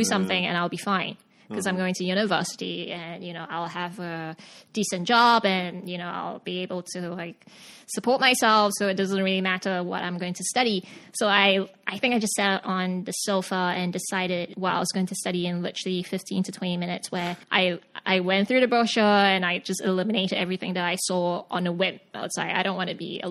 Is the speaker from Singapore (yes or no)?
yes; Singapore; moved away as an adult; also born or lived in Sydney, Australia / Beijing, China; now in New York, United States; I'm from Singapore. I got born and bred and grew up and studied and did everything in Singapore